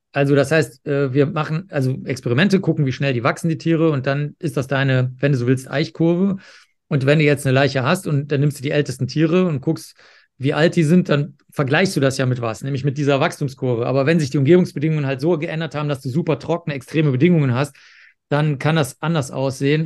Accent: Cologne, North Rhine-Westphalia, Germany; ich bin ja aufgewachsen in Köln

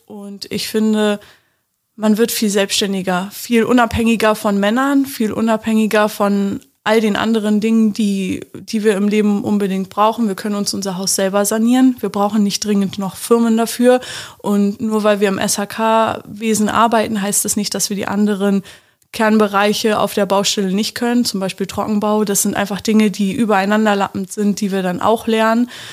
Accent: Magdeburg, Saxony-Anhalt, Germany; ich komme aus dem schönen Magdeburg

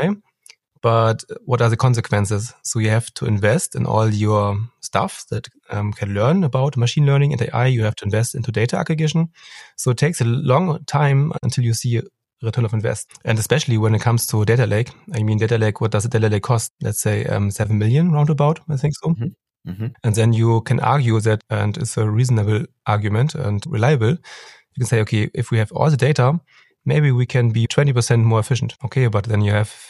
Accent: Hamburg, Germany; I come from Hamburg

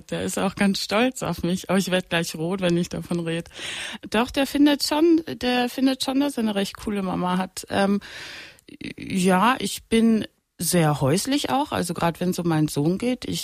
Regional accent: Austria; also born or lived in Italy / United States; weil ich bin in Österreich groß geworden, ich bin in Italien groß geworden, dann war ich in Kleinburn in den USA

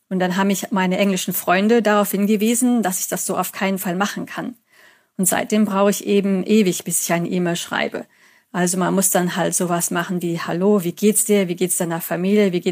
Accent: Germany; accent: German; Also man hat mir gesagt, dass mein Akzent jetzt nicht mehr so stark ist. Manche halten mich sogar für schottisch oder irisch.

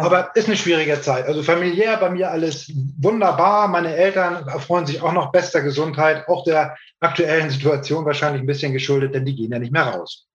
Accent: Hamburg, Germany; also born or lived in Norderstedt; Ich bin äh, gebürtiger Hamburger, wohne in Norderstedt in der Nähe von Hamburg

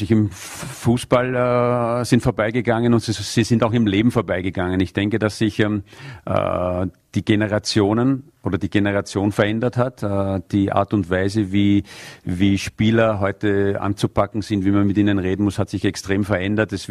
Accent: Vienna, Austria; born there; Und deswegen habe ich als gebürtiger Wiener sehr, sehr wenig Zeit in meiner Heimatstadt eigentlich verbracht, weil ich die meiste Zeit woanders war.

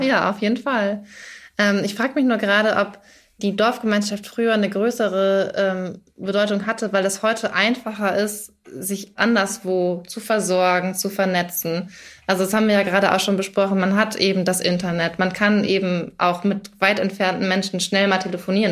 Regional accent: Schleswig-Holstein, Germany; moved away; Also ich komme ursprünglich aus Schleswig-Holstein, da habe ich auch auf einem äh, Hof gewohnt

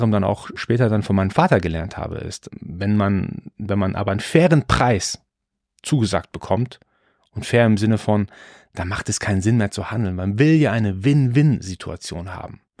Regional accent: Iran; born there; Also ich bin, ich bin gebürtiger Perser, gebürtiger Iraner. Für uns ist Bazaar-Life wirklich völlig normal.

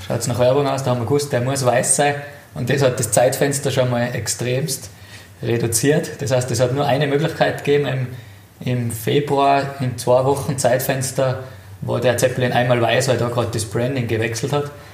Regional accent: Itter, Tyrol, Austria; aufgewachsen in Tirol, in den Bergen.

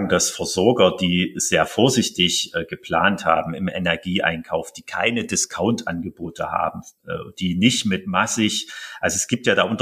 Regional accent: Halle, Saxony-Anhalt, Germany; auch hier in meiner Heimatstadt Halle

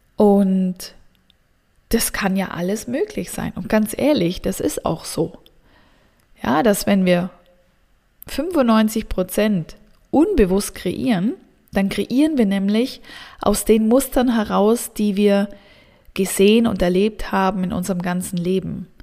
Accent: Southern Germany, Germany; moved away as an adult; also born or lived in Central Switzerland; now in Switzerland; Ich komme ursprünglich aus dem Süden Deutschlands

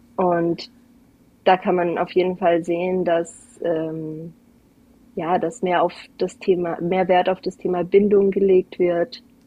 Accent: Algarve, Portugal; now in Kufstein, Austria; Ich bin nämlich Deutsche, aber ich bin in Portugal an der Algarve aufgewachsen

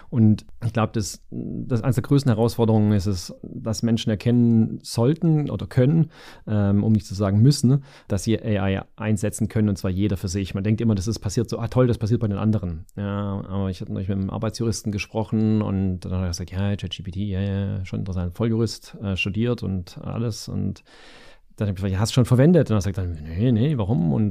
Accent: Stuttgart, Baden-Württemberg, Germany; ein Öl im Getriebe, wenn ich das sozusagen als äh, Stuttgarter sagen darf.

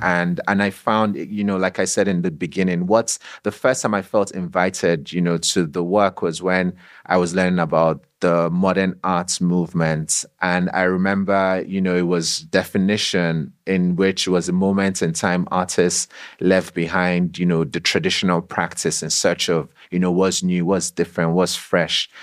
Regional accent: Nigeria; growing up in Nigeria, going to a secondary school there

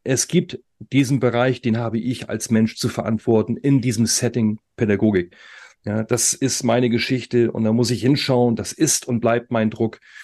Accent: Germany; bei uns in Deutschland

